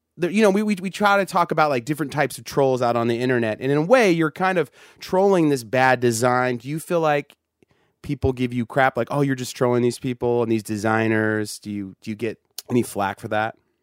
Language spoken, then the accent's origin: English; Sacramento, California, United States; I grew up in Sacramento